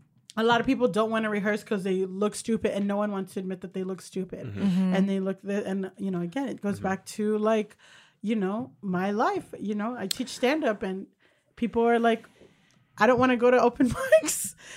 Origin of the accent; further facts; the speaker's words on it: Hollywood, Florida, United States; Thank you. I'm from Hollywood, Florida.